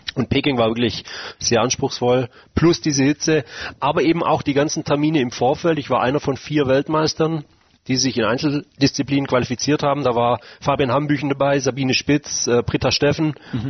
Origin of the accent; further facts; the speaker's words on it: Mengen, Baden-Württemberg, Germany; meiner Heimatstadt in Mengen